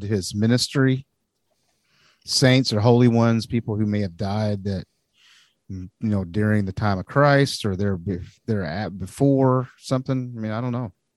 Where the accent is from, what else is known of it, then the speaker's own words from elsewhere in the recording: United States; also born or lived in Arkansas / Missouri; now in California, United States; growing up in Arkansas and Missouri and places like that before I moved out here